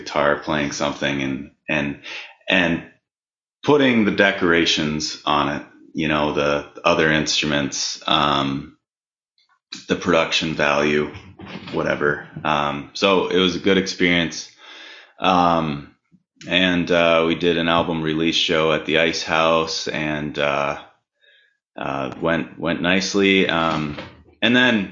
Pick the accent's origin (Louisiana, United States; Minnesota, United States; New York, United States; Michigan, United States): Minnesota, United States; Minneapolis; Born and raised. Yeah, I was born and raised in North Minneapolis, and I live not far away now in South Minneapolis.